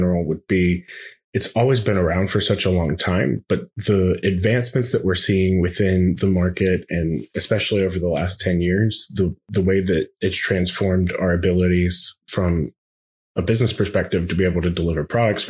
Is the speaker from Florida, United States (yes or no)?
no; outside of Pittsburgh, Pennsylvania, United States; Growing up outside of Pittsburgh